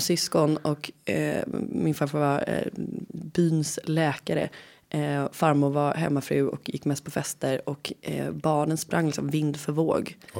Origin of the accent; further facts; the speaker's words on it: Gothenburg, Västra Götaland, Sweden; accent: Gothenburg dialect; jag är från Göteborg